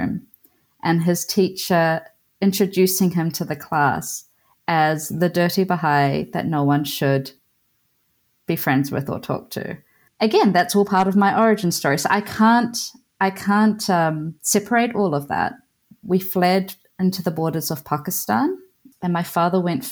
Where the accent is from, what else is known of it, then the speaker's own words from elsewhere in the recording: New Zealand; also born or lived in Iran; So I guess my home country is Aotearoa